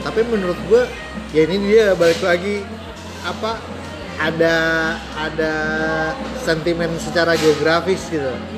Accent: Jakarta, Indonesia; moved away; Gua besar di uh, Jaksel juga kan gitu loh sebelum gue pindah gitu gue besar di Kebayoran

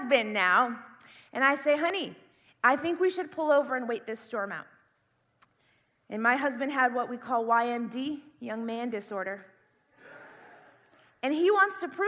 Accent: Indiana, United States; moved away as an adult; also born or lived in California; I grew up in the Midwest. I grew up in Indiana

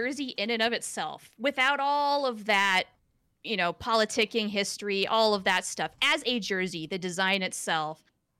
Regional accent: Wyoming, United States; now in Los Angeles, United States; I'm not from here, like most people in Los Angeles. So I was born and raised in Wyoming. That was the other square state above Colorado

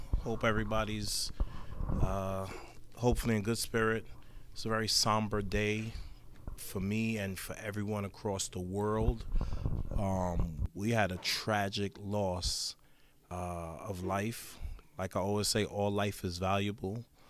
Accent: New York City, New York, United States; now in Orlando, United States; Me growing up in Brooklyn, New York, and playing basketball for mostly all my life as a teen

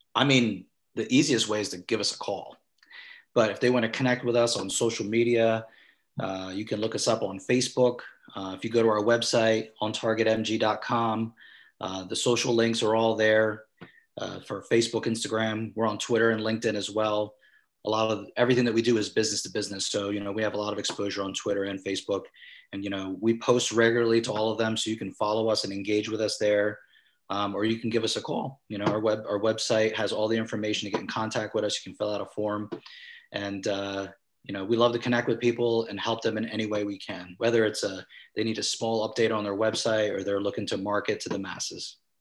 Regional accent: Vineland, New Jersey, United States; also born or lived in Mount Laurel, New Jersey / Cherry Hill, New Jersey / Philadelphia / California; I was born and raised in Vineland, New Jersey. I reside here right now

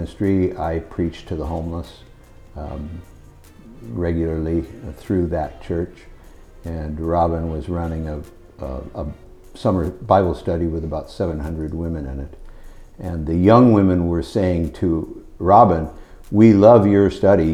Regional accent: Los Angeles, California, United States; I grew up in North Hollywood

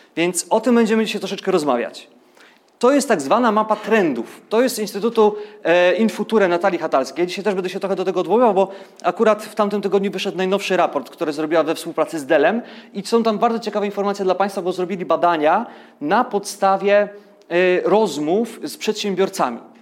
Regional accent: Ustrzyki Dolne, Subcarpathian Voivodeship, Poland; urodziłem się w Ustrzykach Dolnych, więc powiedzmy, że tam komuna trochę dłużej żyła.

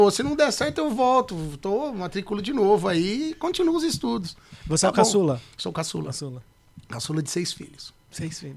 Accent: Pirassununga, São Paulo, Brazil; also born or lived in Santa Cruz das Palmeiras; now in São Paulo, Brazil; Sou do interior de São Paulo. Interior? Nasci na cidade de Santa Cruz das Palmeiras, mas só nasci. E minha infância toda eu vivi em Pirassununga. Filho de pastores, né?

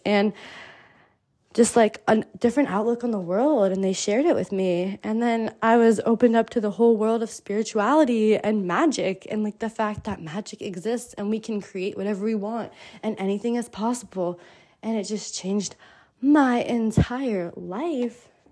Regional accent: New Jersey, United States; moved away as an adult; also born or lived in Miami / Mexico; I grew up in the United States, in New Jersey, in the suburbs

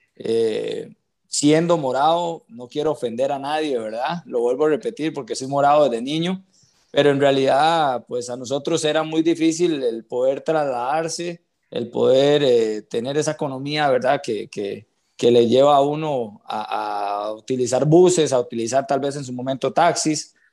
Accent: San José, Costa Rica; yo soy de Cristo Rey, del puro centro de San José

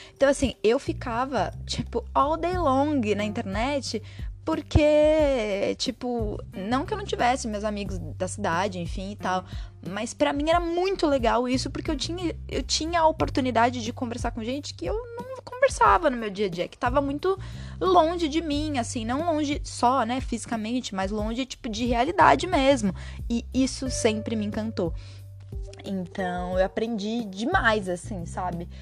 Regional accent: Monte Alegre do Sul, São Paulo, Brazil; also born or lived in São Bernardo do Campo; now in Amparo, Brazil; eu saí de São Paulo e vim morar em Amparo, que é a cidade que fica ao lado da cidade onde eu cresci, que foi Monte Alegre do Sul

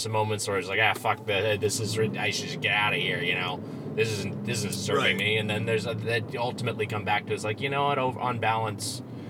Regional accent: Lakewood, California, United States; also born or lived in Long Beach, California; I'm from L.A. County. I'm from Lakewood, California, which is right next to Long Beach.

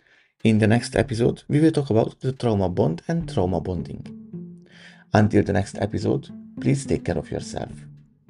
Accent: Budapest, Hungary; moved away as an adult; my hometown Budapest

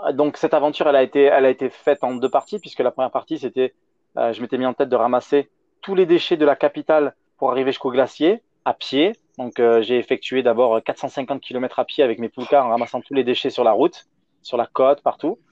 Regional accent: France; en tant que Français

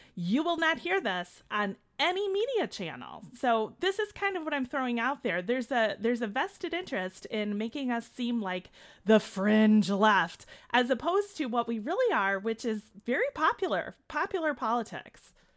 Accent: Chicago, Illinois, United States; accent: Chicago; we're here in Chicago, as my accent always tells everyone

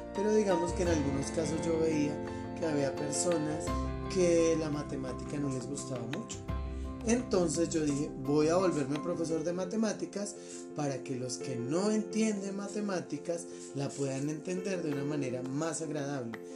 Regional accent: Colombia; a los maestros de Colombia

